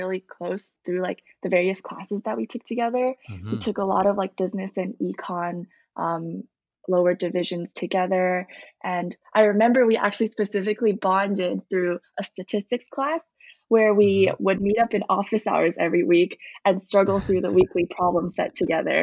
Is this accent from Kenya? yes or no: no; Vancouver, British Columbia, Canada; moved away as an adult; also born or lived in Richmond, Canada; now in Berkeley, United States; I've grown up in Richmond or Vancouver my whole life.